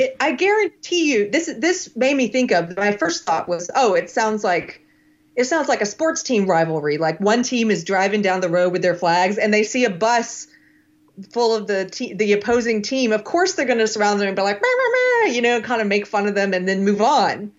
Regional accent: South Carolina, United States; moved away; also born or lived in California; I'm from South Carolina

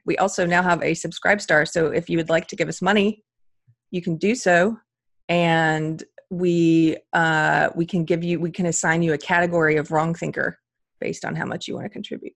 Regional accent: South Carolina, United States; also born or lived in Los Angeles, California; now in California, United States; I was raised in South Carolina, so I'm bringing that Southern culture with me to California

